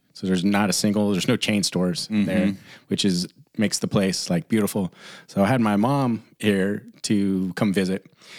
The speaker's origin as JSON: {"language": "English", "town": "Ferndale", "region": "California", "country": "United States", "tie": "born or raised there", "said": "we are both from Ferndale, mm-hmm. California, which is northern, four and a half hours north of San Francisco."}